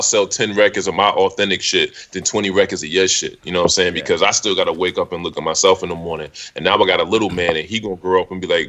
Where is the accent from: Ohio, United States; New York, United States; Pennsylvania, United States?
New York, United States; New York City; just because I'm from Brooklyn